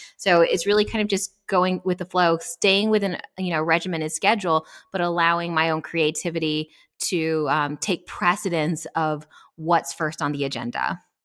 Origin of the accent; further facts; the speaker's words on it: El Paso, Texas, United States; moved away as an adult; also born or lived in Atlanta, Georgia; I grew up born and raised in El Paso, Texas